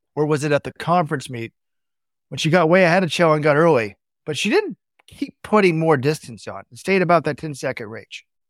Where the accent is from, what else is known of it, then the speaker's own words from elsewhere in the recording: Dallas, Texas, United States; We grew up in Dallas, which is flat.